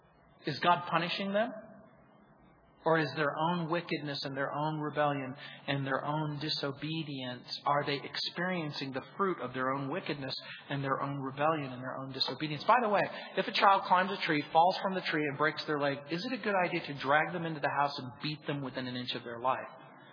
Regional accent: New Orleans, Louisiana, United States; born there; I was born in New Orleans and spent my summers there.

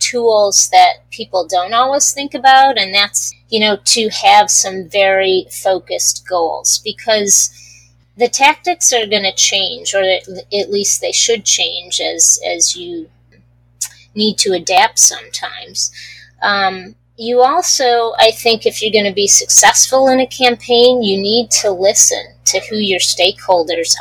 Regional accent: East Coast, United States; I grew up on the East Coast

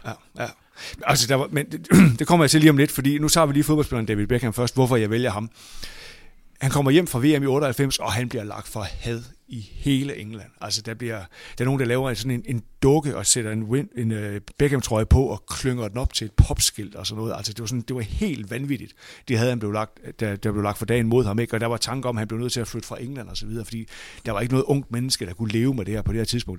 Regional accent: Aalborg, North Denmark Region, Denmark; jeg kommer fra Aalborg, så jeg er ligesom vokset op på, jeg voksede op på cementen i, på Aalborg Stadion der i 70'erne og 80'erne

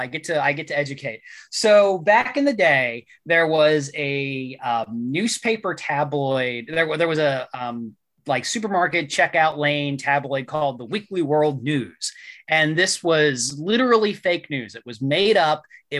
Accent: West Virginia, United States; my home state, West Virginia.

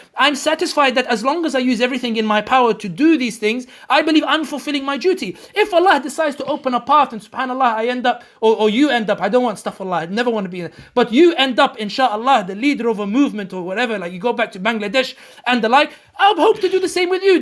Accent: London, United Kingdom; a Muslim born and raised in London, born and raised i, i, in the West

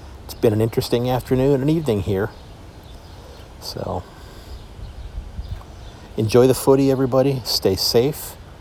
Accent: Sandusky, Ohio, United States; my hometown here of Sandusky, Ohio

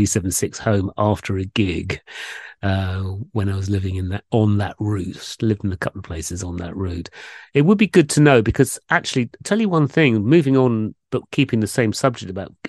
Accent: London, United Kingdom; moved away; growing up in London, going from the east part on the Central Line through to the west part near Uxbridge

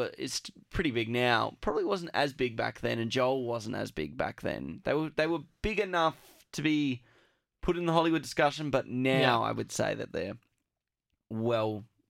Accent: Australia; because we're Australian

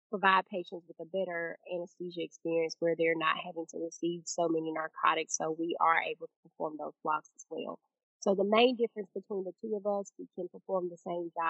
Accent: Prairie, Mississippi, United States; I'm originally from Prairie, Mississippi. Um, actually, a small town um, called Una is our community, um, but it's labeled as Prairie, Mississippi. Grew up there.

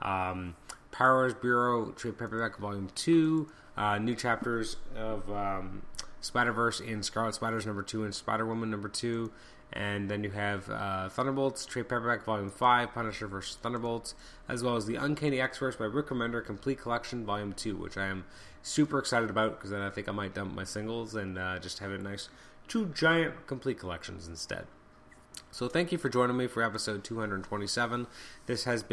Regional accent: Canada; I'm Canadian.

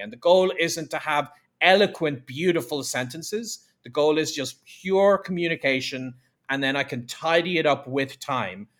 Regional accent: Ireland; my hometown in Ireland

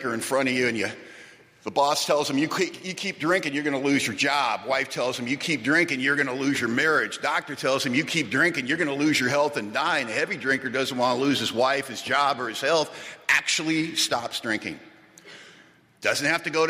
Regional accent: Los Angeles, California, United States; moved away as an adult; now in Bellingham, United States; we're from Los Angeles originally

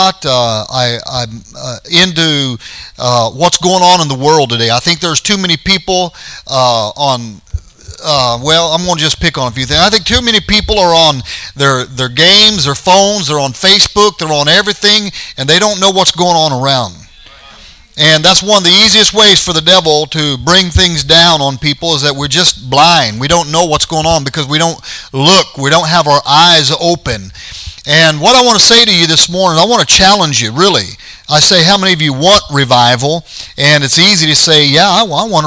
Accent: Colorado, United States; moved away; we're from Colorado

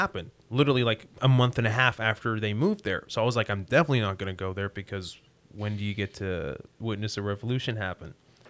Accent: Libya; moved away as an adult; also born or lived in England; now in Canada; I was born in Libya. I stayed there for a year, and then my dad got the opportunity to get his master's degree and PhD in England.

